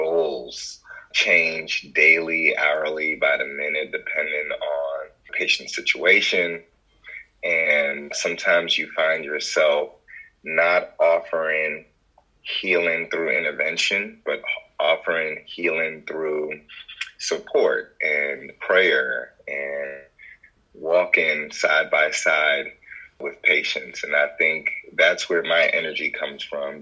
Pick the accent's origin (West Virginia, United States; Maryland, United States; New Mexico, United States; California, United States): Maryland, United States; moved away as an adult; also born or lived in Jos, Nigeria / Virginia / Brooklyn, New York; now in Houston, United States; I came to the States probably around three and a half years old. I grew up in Maryland